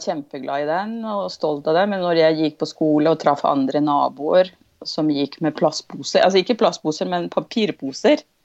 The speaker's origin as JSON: {"language": "Norwegian", "region": "Andes", "country": "Venezuela", "tie": "born or raised there", "second_language": "Norwegian", "moved": "yes", "lives_now": "Drammen, Norway", "said": "jeg er født og oppvokst i Venezuela."}